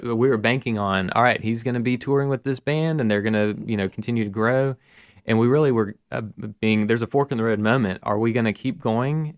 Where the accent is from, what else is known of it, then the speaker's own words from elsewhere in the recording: Mountain Brook, Alabama, United States; I grew up in Mountain Brook here in Birmingham